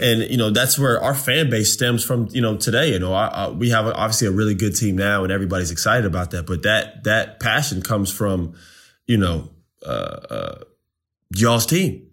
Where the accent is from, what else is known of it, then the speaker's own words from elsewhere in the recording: Winter Park, Florida, United States; I'm from Winter Park